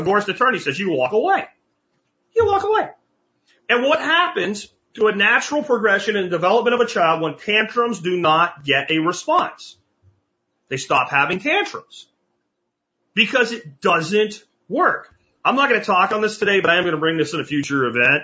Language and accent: English; rural Pennsylvania, United States; I was in rural PA